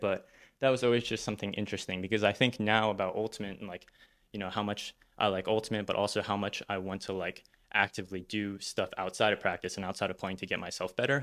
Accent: Northern Virginia, United States; I grew up in Northern Virginia, so the suburbs of Washington, D C, uh, that's where I wasn't born there, but moved there from a very, very young age and then went to elementary school all the way through college, um, in that area

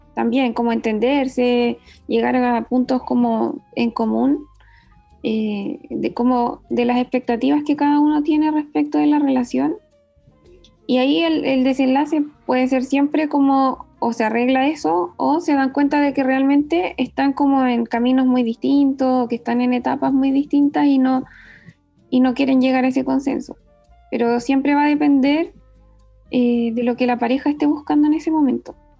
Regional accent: Valdivia, Los Ríos, Chile; now in Santiago, Chile; soy del sur, soy de Valdivia, pero vivo en Santiago

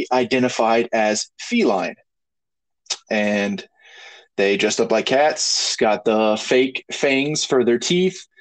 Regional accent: Kentucky, United States; also born or lived in Colorado; I came from Kentucky, learned the school system here, and thrived in Colorado for 11 years.

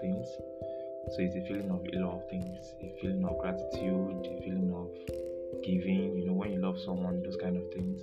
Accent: Delta, Nigeria; I'm a Nigerian. And I'm from Delta State in Nigeria.

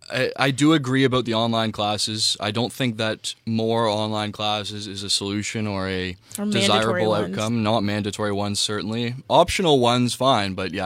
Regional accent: Jamaica; Who went to prison in Jamaica from my hometown for, you know, attempted murder and is still teaching.

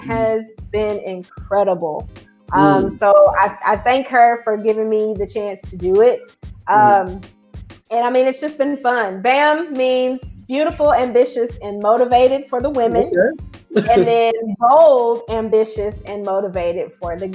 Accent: East Texas, United States; here in my hometown

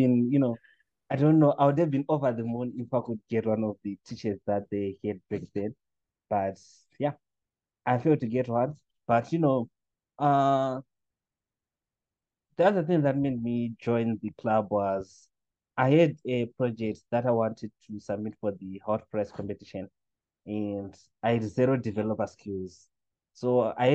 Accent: Chitungwiza, Harare, Zimbabwe; also born or lived in Sunningdale; growing up in Chitungwiza

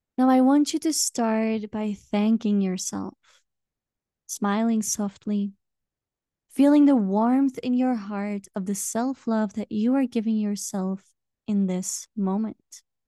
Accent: Belgium; now in Peru; I am originally from Belgium

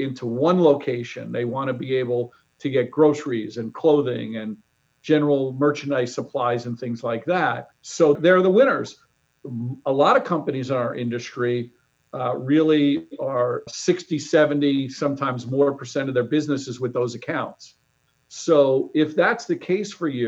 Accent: New York, United States; moved away; I grew up in New York

